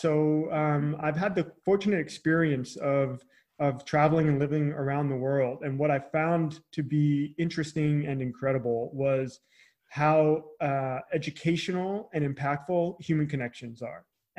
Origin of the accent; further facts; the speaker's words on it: Long Island, New York, United States; now in Charleston, United States; So hometown now is outside the Charleston, South Carolina area. So I'm originally from Long Island, New York. I'm not sure how Long Island comes through when I say it anymore.